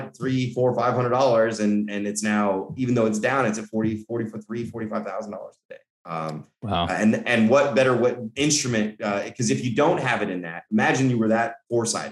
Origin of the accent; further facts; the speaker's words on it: Colorado, United States; I'm from Colorado, middle America kid